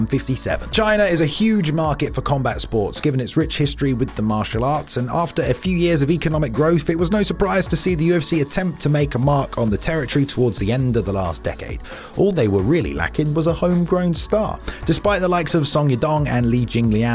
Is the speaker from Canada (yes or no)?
no; Essex, East of England, United Kingdom; my hometown's Essex